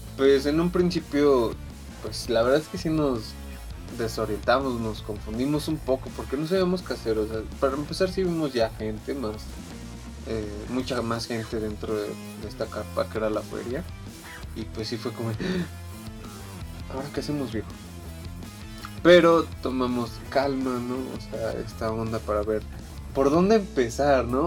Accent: Puebla, Mexico; yo soy de Puebla

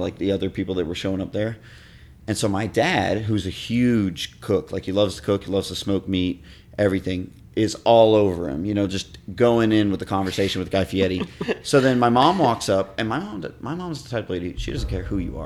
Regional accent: Miami, Florida, United States; moved away; I'm from Miami

